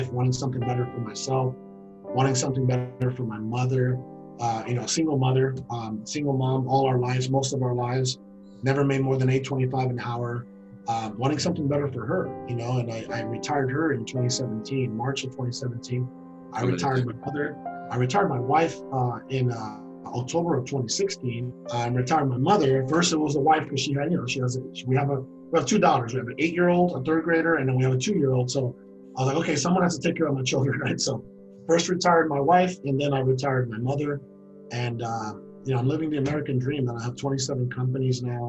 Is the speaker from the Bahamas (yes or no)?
no; Guaymas, Sonora, Mexico; moved away; also born or lived in Hermosillo, Sonora, Mexico; I was born in Hermosillo, Sonora, Mexico. And then, mm-hmm. you know, like I said, 3 years old, she left him, that city, went to Guaymas, Sonora